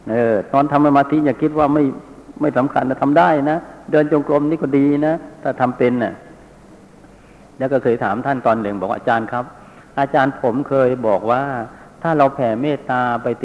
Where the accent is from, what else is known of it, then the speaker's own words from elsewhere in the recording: Songkhla, Thailand; moved away; อาตมาก็กลับไปบ้านเดิมจังหวัดสงขลา ก็ไปเปิดสำนักกรรมฐานอยู่ริมจังหวัดสงขลา ในบ้านเกิด